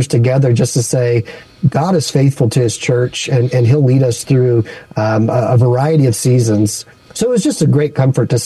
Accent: Baton Rouge, Louisiana, United States; moved away as an adult; also born or lived in Las Vegas; now in San Francisco, United States; my wife and I grew up in Baton Rouge, Louisiana, and we met at church and got married in our home church.

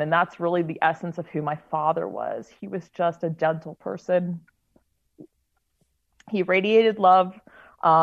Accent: Maryland, United States; now in Utah, United States; growing up in Maryland

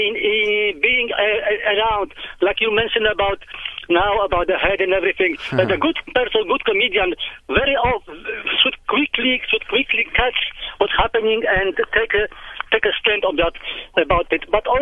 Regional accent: Poland; now in Cape Town, South Africa; I'm from Poland.

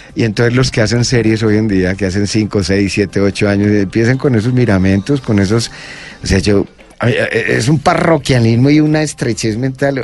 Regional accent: Envigado, Antioquia, Colombia; yo pues de Envigado

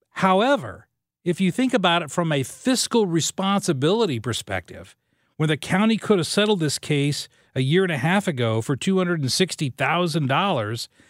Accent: Southern Illinois, United States; moved away as an adult; now in St. Louis, United States; when I was a kid growing up in Southern Illinois, my dad was a coal miner

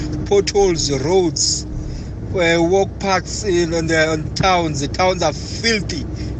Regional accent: Eastern Cape, South Africa; moved away; also born or lived in Umtata / KwaZulu-Natal; I'm staying in Umtata in Eastern Cape. Hey, when you go there, my man, I'm even afraid to tell people that I'm coming from the Eastern Cape. I'm staying in KZN.

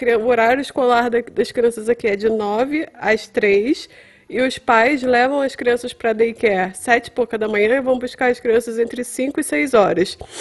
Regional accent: Brazil; moved away as an adult; now in Winnipeg, Canada; Daquele meu jeito meio latino, inglês meio latino

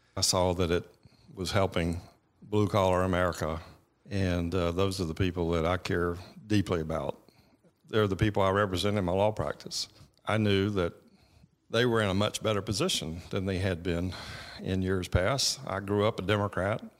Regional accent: Georgia, United States; I grew up in Beaufort, Georgia, which is, you know, tw, twenty miles from Winder.

